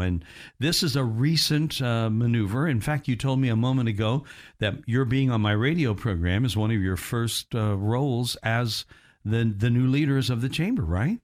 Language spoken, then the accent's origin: English; Indiana, United States; accent: Midwest; moved away; my hometown in Indiana